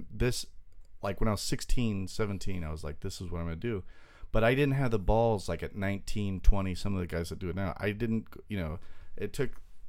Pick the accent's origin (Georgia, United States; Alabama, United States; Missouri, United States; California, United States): California, United States; Long Beach; also born or lived in Torrance, California / Jeddah, Saudi Arabia; was like a baby in Long Beach, and we went there for like 4 years. And then moved back here, and from kindergarten to late 20s, I grew up in Long Beach